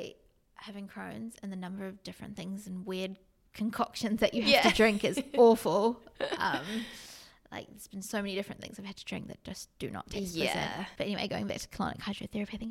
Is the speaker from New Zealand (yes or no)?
yes; New Zealand; living in New Zealand, growing up in New Zealand